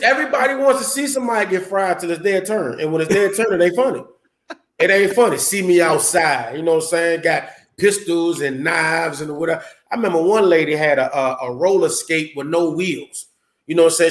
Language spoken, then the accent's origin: English; Landover, Maryland, United States; I'm from Landover, Maryland